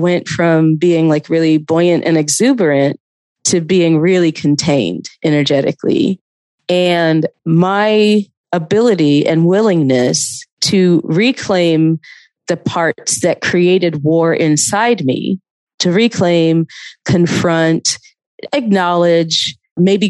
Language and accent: English; Athens, Georgia, United States; also born or lived in Atlanta; I was living in Atlanta, but I grew up in Athens